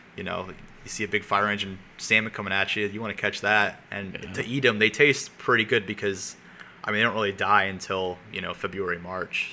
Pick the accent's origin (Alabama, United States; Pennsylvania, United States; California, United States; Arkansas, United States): Pennsylvania, United States; Philadelphia; growing up in Philly